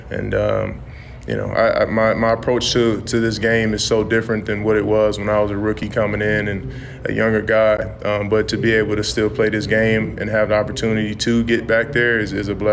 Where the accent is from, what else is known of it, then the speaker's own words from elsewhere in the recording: Las Vegas, Nevada, United States; anytime I get to tell people I'm from Vegas, it's it's always the same reaction.